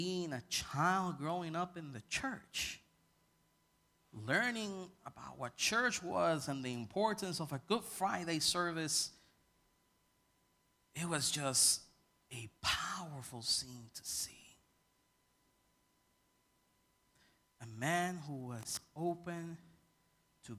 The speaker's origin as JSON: {"language": "English", "country": "Puerto Rico", "said": "I come from Puerto Rican culture, and when we go to church, everybody praises."}